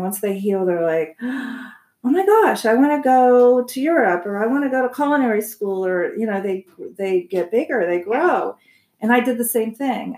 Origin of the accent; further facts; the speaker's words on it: Columbus, Ohio, United States; moved away as an adult; also born or lived in Massachusetts; now in Arizona, United States; I grew up in Ohio. Okay. In Columbus, Ohio, and then I came out here um, when I was about 26